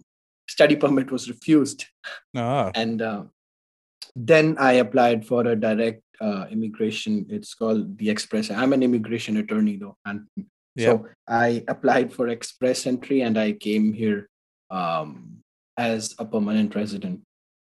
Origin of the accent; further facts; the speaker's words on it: Delhi, India; English is a second language; moved away as an adult; I can write those exams in my home country as well, in Delhi.